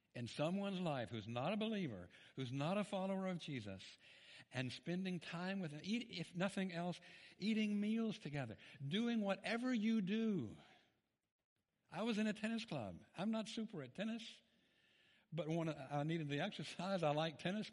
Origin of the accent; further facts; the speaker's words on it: Memphis, Tennessee, United States; I'm from Memphis, Tennessee